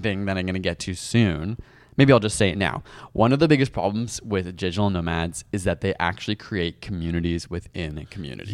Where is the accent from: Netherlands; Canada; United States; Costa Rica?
Canada; as a Canadian